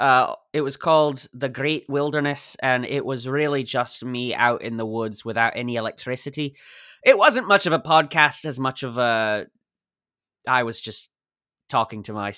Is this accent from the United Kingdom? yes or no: yes; Craignadoon, Scotland, United Kingdom; My parents were born in Dublin, but I grew up personally in Craignadoon. That's in Scotland.